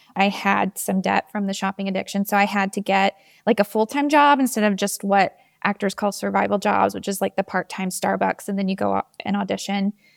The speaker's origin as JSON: {"language": "English", "region": "Georgia", "country": "United States", "tie": "born or raised there", "also_born_or_lived": "New York", "lives_now": "Atlanta, United States", "said": "I'm from Georgia. I grew up about an hour and a half away from Atlanta"}